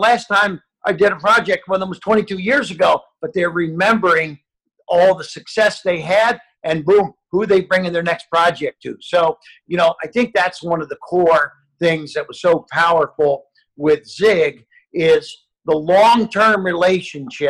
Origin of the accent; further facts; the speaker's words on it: Ohio, United States; I grew up in Ohio, and I sealed driveways